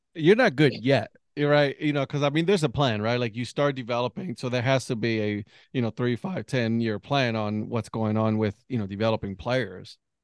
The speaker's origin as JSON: {"language": "English", "region": "Ohio", "country": "United States", "moved": "yes", "lives_now": "North Carolina, United States", "said": "we're from Ohio."}